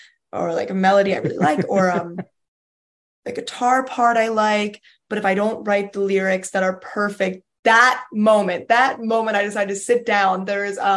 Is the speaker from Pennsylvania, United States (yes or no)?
yes; Philadelphia, Pennsylvania, United States; Philadelphia, because it's my hometown